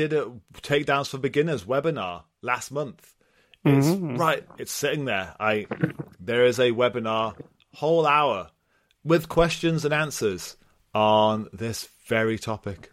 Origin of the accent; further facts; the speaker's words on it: United Kingdom; I'm British